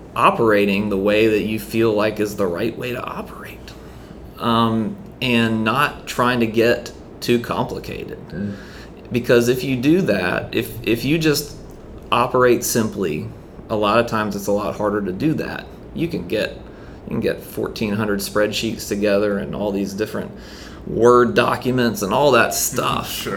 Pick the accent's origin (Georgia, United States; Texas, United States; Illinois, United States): Georgia, United States; St. Simons Island; now in Charleston, United States; I'm originally from St. Simons Island, Georgia